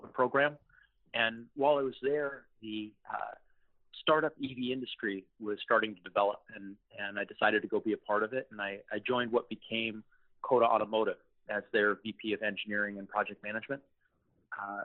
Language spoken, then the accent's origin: English; Los Angeles, California, United States; I'm originally from Los Angeles